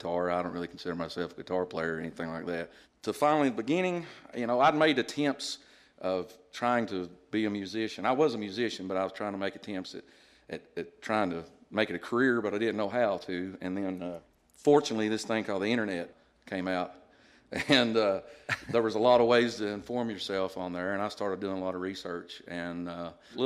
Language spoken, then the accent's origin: English; Paintsville, Kentucky, United States; also born or lived in Charleston, West Virginia; after a month old, I moved to Eastern Kentucky and pretty much been raised there the rest of my life